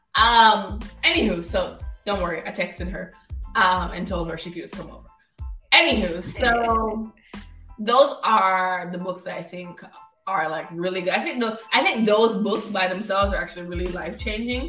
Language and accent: English; Kingston, Jamaica; moved away; also born or lived in Florida, United States; I'm a Jamaican kid